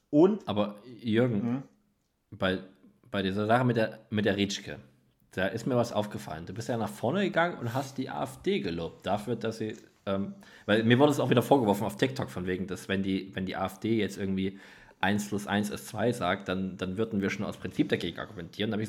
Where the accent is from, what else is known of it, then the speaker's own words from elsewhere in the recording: Leipzig, Saxony, Germany; ich bin ja im Leipziger Norden aufgewachsen